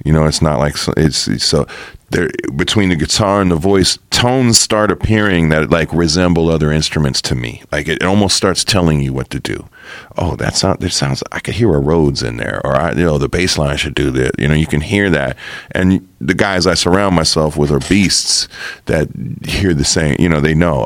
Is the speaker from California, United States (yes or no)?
yes; Los Angeles area, California, United States; also born or lived in New York; I've been here most of my life